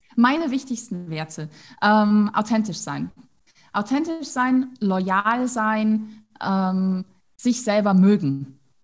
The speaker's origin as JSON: {"language": "German", "region": "Tyrol", "country": "Austria", "said": "bei uns in Tirol"}